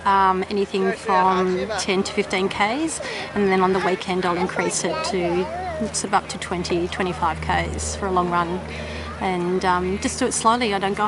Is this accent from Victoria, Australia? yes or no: yes; Melbourne, Victoria, Australia; I'm from Melbourne, Australia